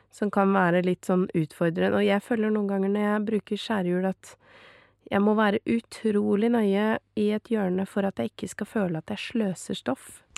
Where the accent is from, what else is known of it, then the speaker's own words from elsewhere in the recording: Norway; Men jeg er norsk